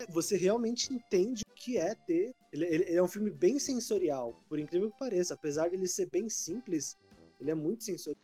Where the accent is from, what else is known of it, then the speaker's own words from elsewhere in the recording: Brazil; eu sou muito brasileiro.